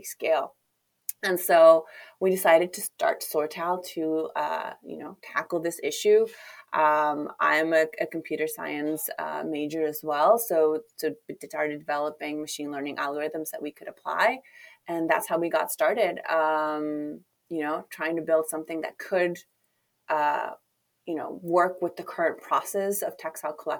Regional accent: Chile; moved away; I'm originally from Chile

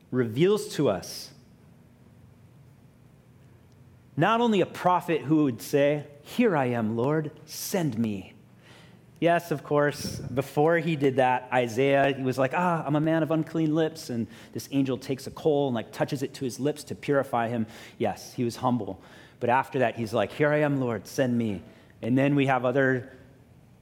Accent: Honolulu, Hawaii, United States; I grew up in Hawaii Kai. I went to, you know, like middle school in New Valley, high school at Kaiser High School

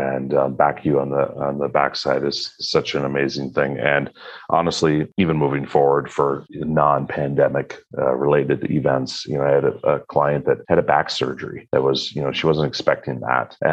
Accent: Northern Wisconsin, United States; I'm from Northern Wisconsin

